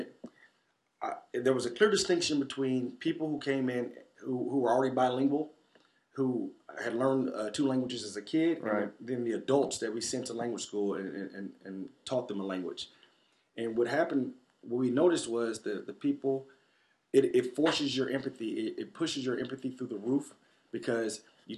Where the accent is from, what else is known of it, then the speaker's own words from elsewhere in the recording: Tulsa, Oklahoma, United States; And I say, from Tulsa, Oklahoma.